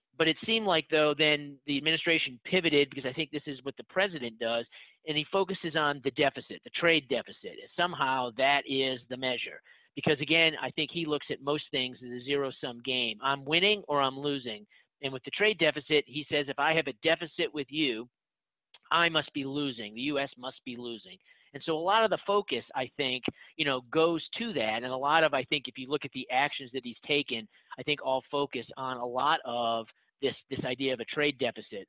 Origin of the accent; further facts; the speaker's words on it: New England, United States; I'm from New England